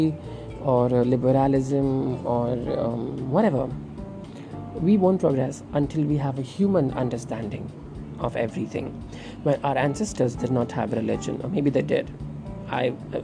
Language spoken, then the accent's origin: English; India